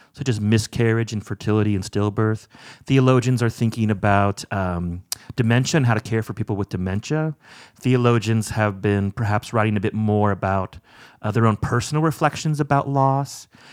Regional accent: Orange County, California, United States; moved away as an adult; also born or lived in Evanston, Illinois; now in South Bend, United States; I grew up in Orange County, California

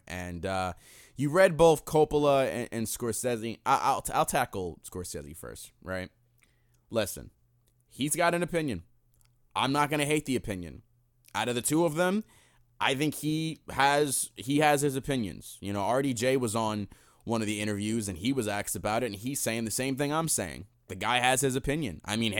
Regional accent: New York, United States; I'm a New Yorker.

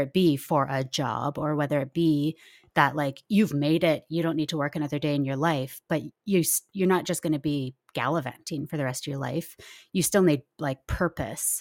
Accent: Nelson, British Columbia, Canada; I grew up in Nelson, B C, where things are pretty laid back

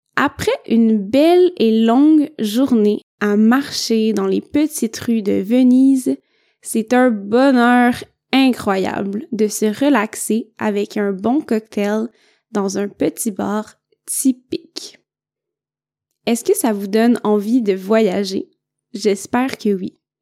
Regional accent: Quebec, Canada; also born or lived in northern Italy; now in Italy; je viens du Québec

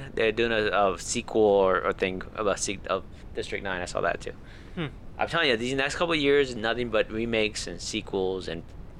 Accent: Puerto Rico; moved away; I grew up in Puerto Rico

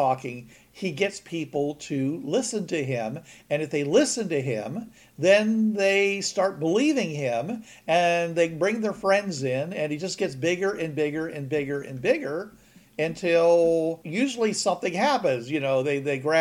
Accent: Pittsburgh, Pennsylvania, United States; now in Georgia, United States; I'm from Pittsburgh

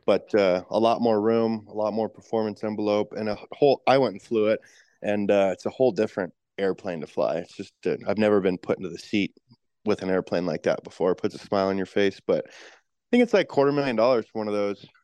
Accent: Post Falls, Idaho, United States; moved away as an adult; now in King Salmon, United States; It was North Idaho, so Post Falls up in the Panhandle of Idaho

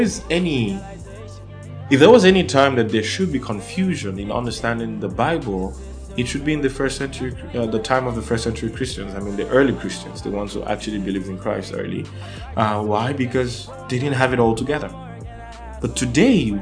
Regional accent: Nigeria; first language Yoruba; English is a second language; I'm from Nigeria.

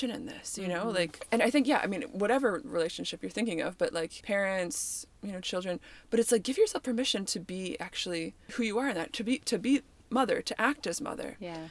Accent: Canada; I'm Canadian

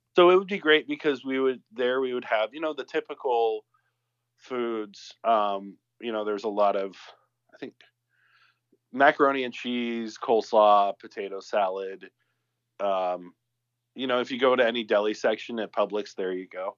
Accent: the South, Southern United States, United States; moved away; Speaking as a Southerner

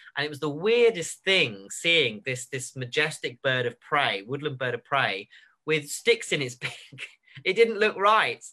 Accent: Surrey, South East England, United Kingdom; moved away; I come from Surrey originally, and in Surrey, you've got quite a lot of village ponds

